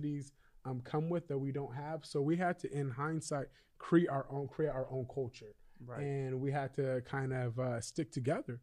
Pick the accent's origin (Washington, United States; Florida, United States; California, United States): California, United States; Sacramento; I am born and raised in Sacramento, California